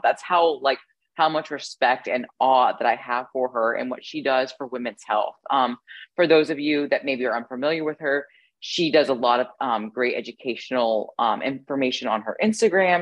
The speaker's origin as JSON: {"language": "English", "region": "Ohio", "country": "United States", "tie": "born or raised there", "said": "I grew up in the Midwest as well, specifically Ohio"}